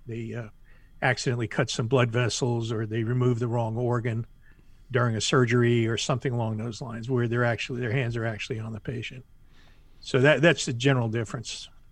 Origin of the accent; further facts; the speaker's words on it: Miami, Florida, United States; moved away as an adult; now in South Carolina, United States; born and raised in Miami, lived most of my life in Florida, just moved to South Carolina